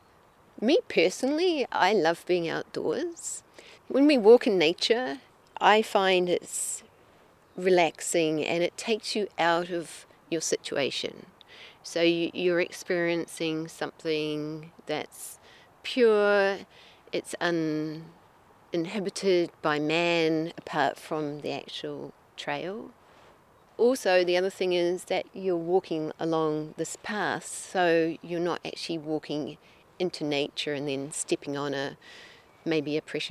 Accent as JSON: {"language": "English", "country": "New Zealand", "moved": "yes", "lives_now": "Wakefield, Canada", "said": "I'm originally from New Zealand"}